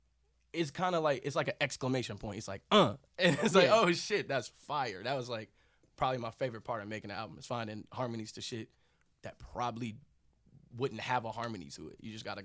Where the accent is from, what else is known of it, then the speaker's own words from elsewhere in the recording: Kansas, United States; So growing up in Kansas, I wouldn't want anything else to happen. I didn't want to grow up anywhere else